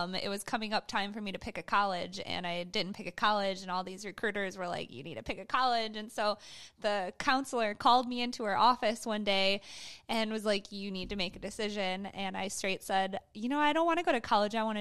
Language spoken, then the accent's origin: English; Michigan, United States; we grew up in Michigan, kind of on a farm